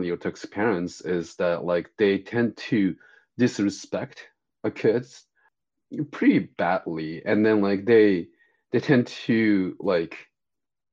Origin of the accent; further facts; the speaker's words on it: Japan; moved away as an adult; now in Los Angeles, United States; I'm born and raised in Japan and then came to the US about 20 years ago to be a therapist.